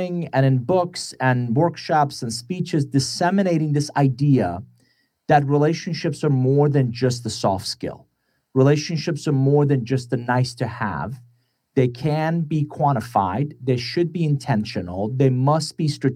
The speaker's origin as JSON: {"language": "English", "country": "Iran", "tie": "born or raised there", "second_language": "English", "moved": "yes", "lives_now": "United States", "said": "I'm originally from Iran, came to the U.S. in 1981 with a suitcase, $100, didn't know anybody, didn't speak a word of English."}